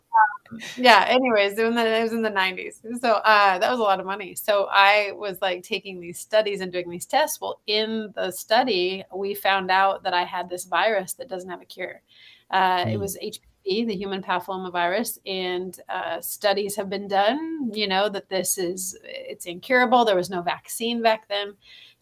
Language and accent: English; Tri-Cities, Washington, United States; moved away as an adult; also born or lived in Spokane, Washington; now in Thailand; I'm from the Tri-Cities area. That's where I grew up, originally born in Spokane